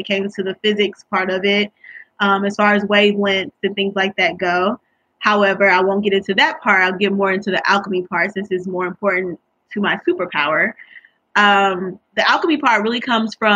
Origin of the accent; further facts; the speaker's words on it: St. Louis, Missouri, United States; moved away as an adult; also born or lived in Tuskegee, Alabama; now in West Lafayette, United States; I'm originally from St. Louis, Missouri